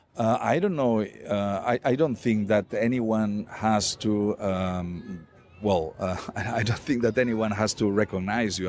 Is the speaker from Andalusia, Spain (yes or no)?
no; Catalonia, Spain; first language Catalan; English is a second language; my mother tongue is Catalan